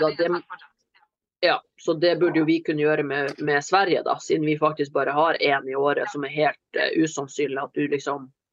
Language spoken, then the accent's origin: Norwegian; Kirkenes, Finnmark, Norway; moved away; hjemme i Finnmark så er det kjøtt. Og jeg får egen biffsteik. Og jeg vokste opp med sånn lappebiff